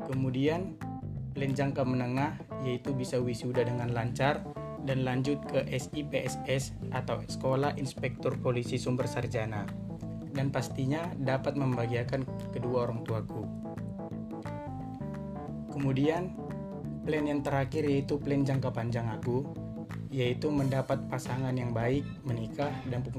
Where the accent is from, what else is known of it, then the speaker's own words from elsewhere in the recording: Sunggal, North Sumatra, Indonesia; Asal aku dari Kabupaten Deli Serdang, Kecamatan Sunggal, Provinsi Sumatera Utara.